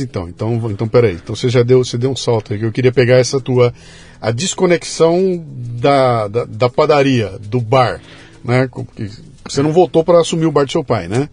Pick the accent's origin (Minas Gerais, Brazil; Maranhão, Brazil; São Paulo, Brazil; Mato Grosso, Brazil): São Paulo, Brazil; Bauru; eu sou de Bauru